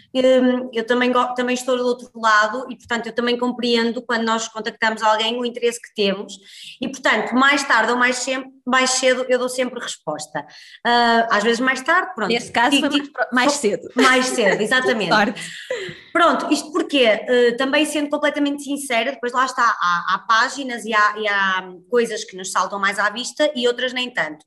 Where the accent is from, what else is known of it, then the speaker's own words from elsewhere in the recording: Guimarães, Norte, Portugal; moved away as an adult; now in Porto, Portugal; sou natural de Guimarães, mas vivo no Porto já desde que vim para a faculdade